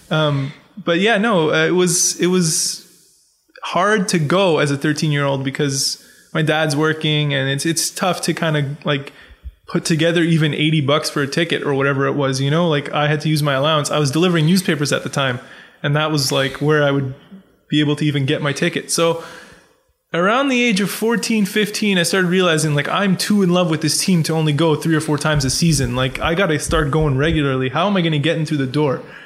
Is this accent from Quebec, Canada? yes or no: no; Pickering, Ontario, Canada; also born or lived in Scarborough, Ontario; I grew up in Pickering. Well, I grew All up in Scarborough along. first, and then I moved to Pickering when I was in grade like four